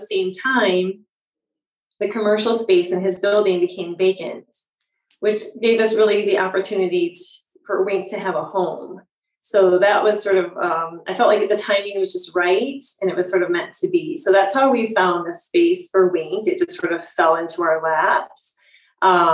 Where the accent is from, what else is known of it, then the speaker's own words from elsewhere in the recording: Michigan, United States; moved away as an adult; now in Chicago, United States; I'm from Michigan originally and came to Chicago for my schooling